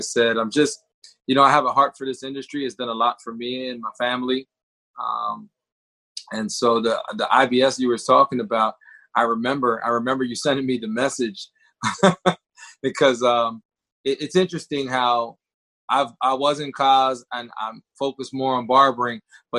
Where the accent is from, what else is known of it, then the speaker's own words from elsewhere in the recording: Lancaster County, Pennsylvania, United States; I'm from Lancaster County. I was born and raised in Lancaster County. I still reside in Lancaster County